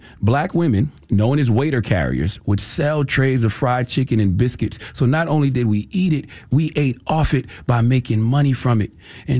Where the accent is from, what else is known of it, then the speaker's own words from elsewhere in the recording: Moncks Corner, South Carolina, United States; All right, I'm from the South, South Carolina all day. Monk's Corner, what's happening? I was out there with my grandma chasing the chicken.